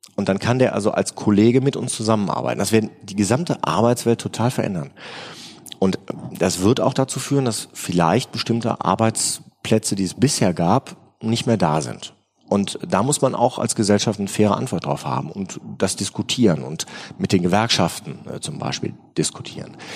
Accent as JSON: {"language": "German", "town": "Remscheid", "region": "North Rhine-Westphalia", "country": "Germany", "said": "ich komme aus Remscheid"}